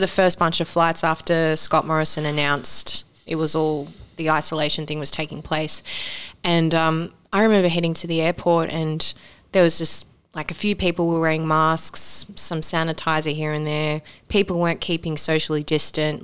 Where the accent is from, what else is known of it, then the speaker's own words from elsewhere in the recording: Sydney, New South Wales, Australia; moved away; growing up in Sydney